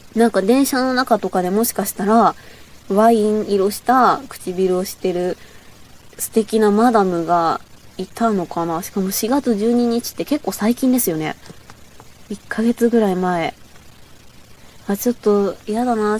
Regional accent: Bōsō, Chiba, Japan; accent: Bōsō dialect; 千葉県なんですけど、房総の方の出身なんで、ちょっと房総弁っていうのがあって

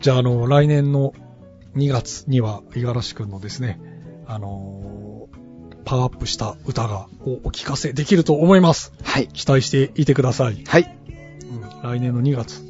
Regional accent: Aso, Kumamoto, Japan; moved away; 私の地元熊本の阿蘇

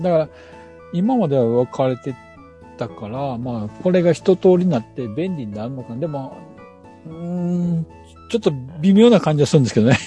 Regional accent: Shikoku, Japan; 四国は、あの、えー、っと、自分の地元というか実家なんですけども

